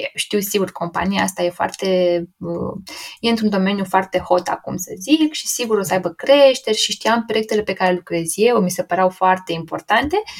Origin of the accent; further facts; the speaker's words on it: Romania; nici nu prea aveam noi ca și români acces la foarte mulți brokeri